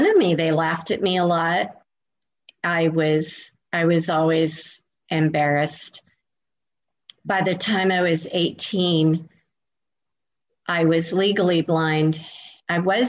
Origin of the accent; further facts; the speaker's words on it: California, United States; moved away as an adult; now in Florida, United States; I am originally from California, and I moved across the country all the way to Florida about 17 years ago